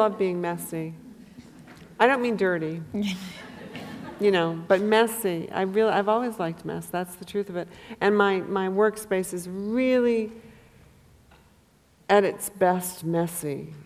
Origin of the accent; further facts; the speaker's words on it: Maine, United States; many, many relatives I had growing up in Maine.